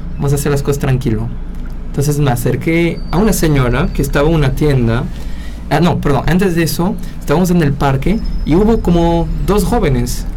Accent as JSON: {"language": "Spanish", "country": "Peru", "said": "soy peruano"}